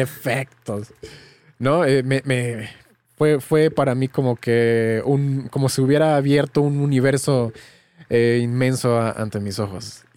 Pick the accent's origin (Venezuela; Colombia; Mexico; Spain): Mexico; soy de México y crecí en un pueblo, en un pueblo pequeñito